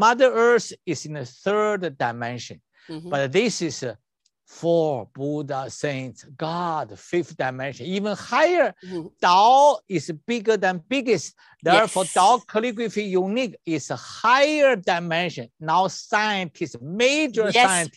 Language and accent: English; China; English is a second language; moved away; I'm an MD from China and a doctor of traditional Chinese medicine